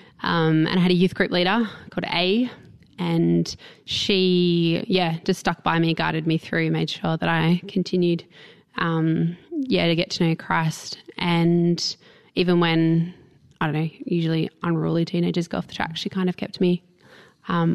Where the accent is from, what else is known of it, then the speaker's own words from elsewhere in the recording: Wurunga, New South Wales, Australia; I'm from Wurunga.